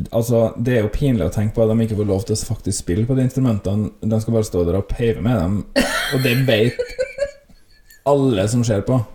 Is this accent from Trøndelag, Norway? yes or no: no; Volda, Møre og Romsdal, Norway; vi som er herfra